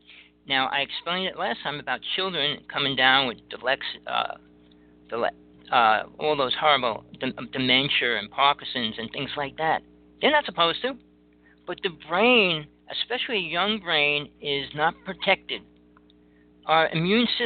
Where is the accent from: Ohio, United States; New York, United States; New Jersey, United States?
New Jersey, United States; I grew up in Jersey